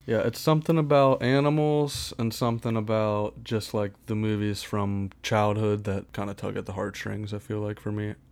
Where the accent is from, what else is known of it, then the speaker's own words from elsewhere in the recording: Pittsburgh, Pennsylvania, United States; moved away as an adult; now in Erie, United States; Born and raised in Pittsburgh, Pennsylvania, but I'm currently living in Erie, P